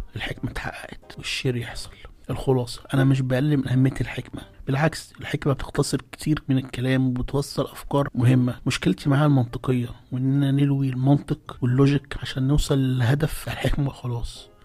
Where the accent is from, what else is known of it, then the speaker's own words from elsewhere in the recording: Alexandria, Alexandria Governorate, Egypt; عندنا في اسكندرية